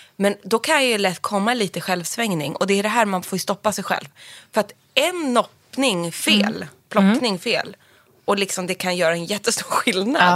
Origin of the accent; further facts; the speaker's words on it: Sundsvall, Västernorrland County, Sweden; du låter som att du är från Sundsvall som jag